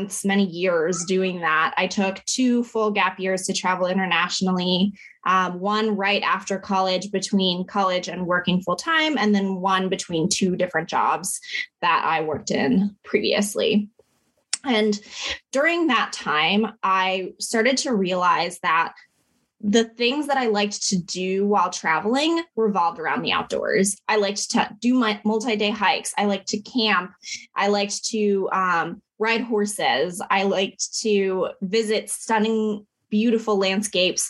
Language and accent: English; Lynchburg, Virginia, United States; I was born in the foothills of the Blue Ridge Mountains in Lynchburg, Virginia, to two Filipino immigrant parents